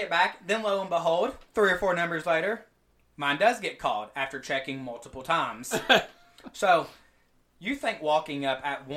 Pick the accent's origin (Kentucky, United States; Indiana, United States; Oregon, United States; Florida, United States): Kentucky, United States; Pikeville; also born or lived in Lexington, Kentucky; now in Washington, D.C., United States; I'm actually from Eastern Kentucky. So it's Pikeville for anybody who knows about Eastern Kentucky. And you'll learn probably say that a little bit more in my accent